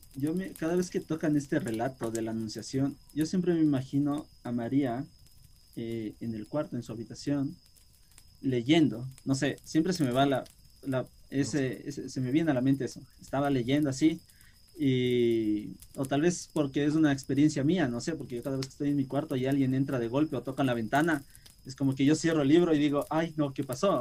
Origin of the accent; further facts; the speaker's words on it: Quito, Pichincha, Ecuador; yo como quiteño de, de capital